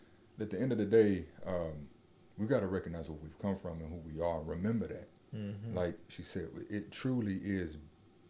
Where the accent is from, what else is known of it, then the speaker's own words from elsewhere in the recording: Nashville, Tennessee, United States; growing up in Nashville, I find myself on Jefferson Street